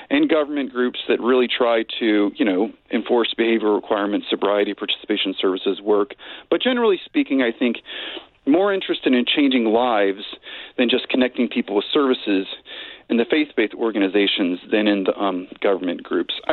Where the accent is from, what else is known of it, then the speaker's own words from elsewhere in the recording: Richmond, Virginia, United States; Um, I did not. Um, except for, well, I grew up in a sort of inner ring suburb of, of Virginia, I should qualify, Chesterfield County.